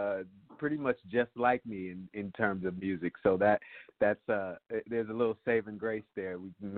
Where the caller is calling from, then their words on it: Chicago, Illinois, United States; I'm calling from Chicago.